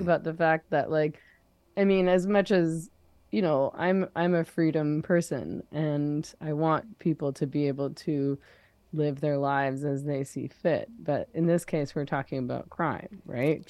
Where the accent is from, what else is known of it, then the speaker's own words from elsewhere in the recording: Vancouver, British Columbia, Canada; I come from Vancouver